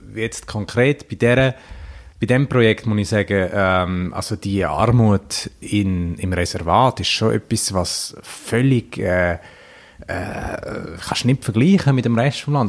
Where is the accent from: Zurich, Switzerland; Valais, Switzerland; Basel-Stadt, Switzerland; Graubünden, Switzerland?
Graubünden, Switzerland; Davos; jetzt bin ich ja von Davos, was auch... Äh grosser Tourismusort ist